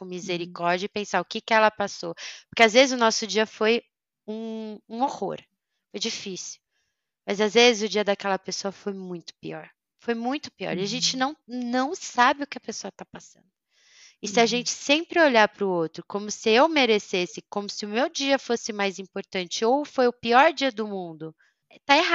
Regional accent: Germany; ah, mas eu sou sincera, mas eu sou alemã.

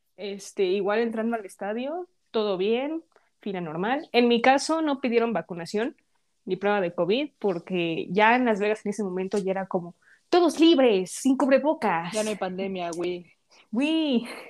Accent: Mexico; como buenas mexicanas

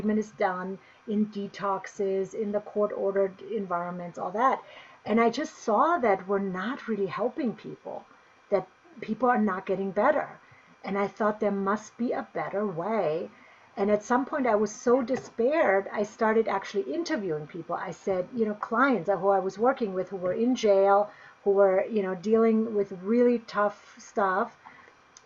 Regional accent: Bavaria, Germany; now in Boulder, United States; I grew up in Germany, in Bavaria, so in the southern part of Germany.

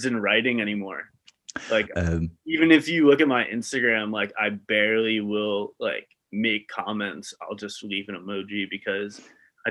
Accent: Long Island, New York, United States; I'm from Long Island originally.

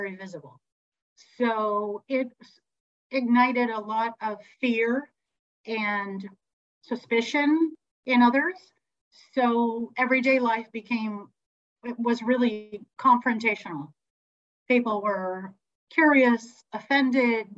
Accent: Santa Cruz, California, United States; also born or lived in Berkeley, California; raised in Santa Cruz

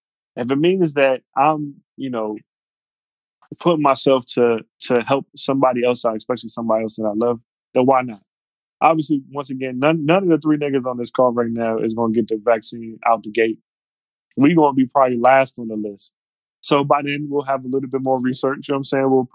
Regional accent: United States; we're American, man, we like are afforded so many freedoms

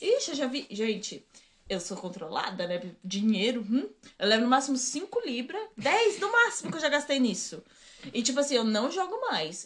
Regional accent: Rio Grande do Sul, Brazil; now in England, United Kingdom; eu sou do Rio Grande do Sul

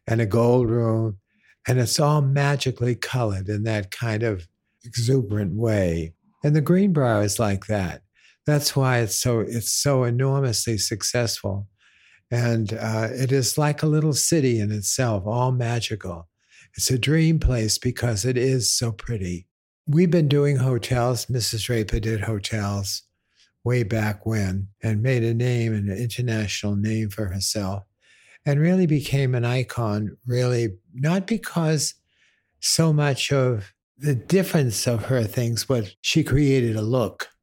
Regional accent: Boston, Massachusetts, United States; I grew up in Boston

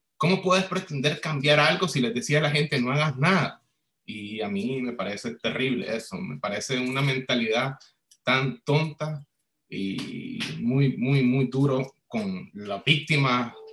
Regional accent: Nicaragua; moved away as an adult; now in Chile; Yo salí de Nicaragua en febrero del 2019

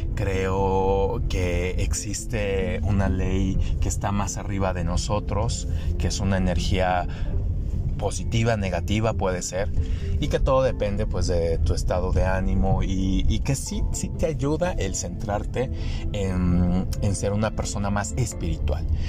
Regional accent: Degollado, Jalisco, Mexico; en mi pueblo de Gollado y los pueblos alrededor

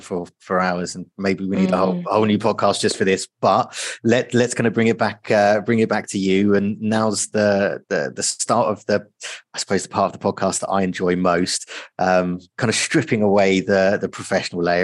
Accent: United Kingdom; as a British person

